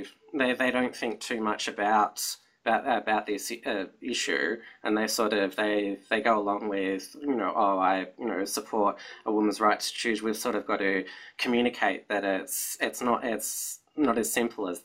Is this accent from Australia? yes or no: yes; Victoria, Australia; my home state of Victoria